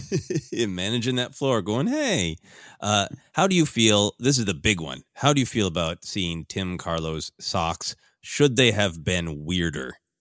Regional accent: Midwest, United States; growing up in the Midwest

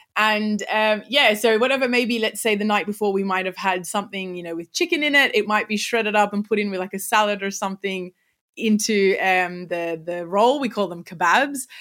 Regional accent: Sydney, New South Wales, Australia; accent: Australian; I was born in in Sydney, Australia, and I've lived here pretty much my whole life

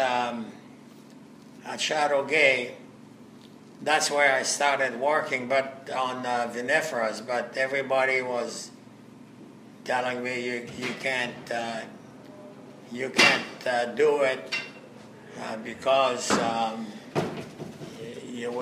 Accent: Algeria; moved away as an adult; also born or lived in France; now in Canada; I was born in Algeria. My ancestry goes right back to France.

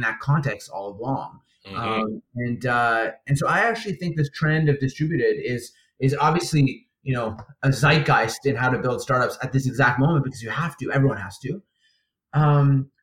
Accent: Winnipeg, Manitoba, Canada; in Winnipeg, in my hometown

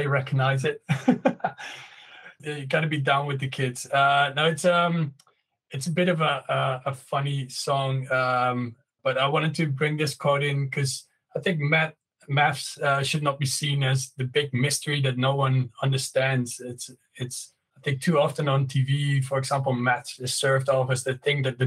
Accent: Netherlands; English is a second language; also born or lived in London; English is not my native language. I'm from the Netherlands

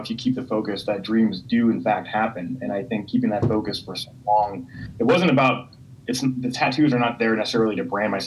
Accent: United States; I'm an American guy

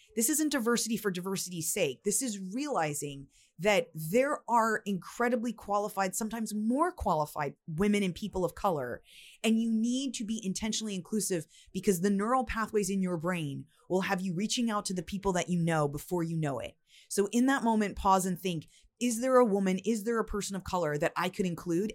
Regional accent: United States; I'm from the United States

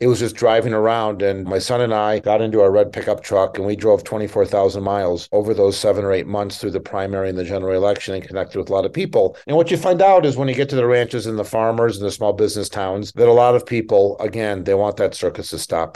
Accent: Minneapolis, Minnesota, United States; also born or lived in Northeast Montana / Boulder, Colorado / Upper West Side, Manhattan, New York / Western Slope, Colorado; now in Western Slope of Colorado, United States; I grew up in Minneapolis and an Indian reservation in Northeast Montana.

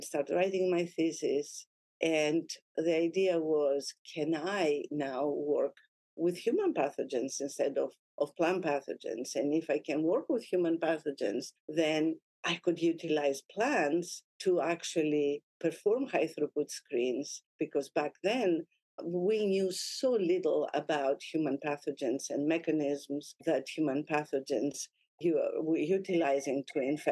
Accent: Greece; moved away as an adult; also born or lived in Lebanon / Naples, Italy; now in United States; I was born in Lebanon, and I moved to Greece with my mom when I was about 6 years old.

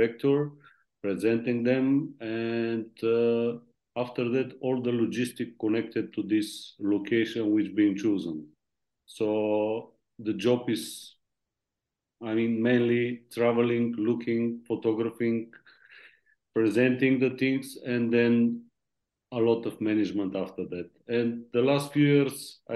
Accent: Varna, Varna Province, Bulgaria; I was born in Varna. My mid school is photographer school

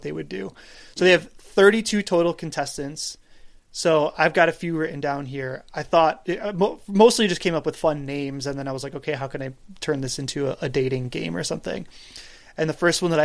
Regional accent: Buffalo, New York, United States; I'm from Buffalo.

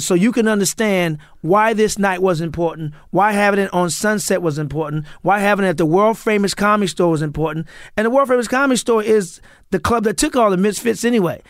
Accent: St. Louis, Missouri, United States; moved away as an adult; now in Los Angeles, United States; I grew up in Saint Louis

